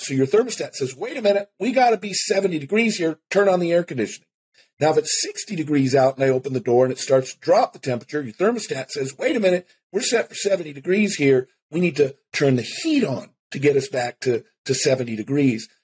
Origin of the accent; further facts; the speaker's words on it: Seattle, Washington, United States; I grew up in Seattle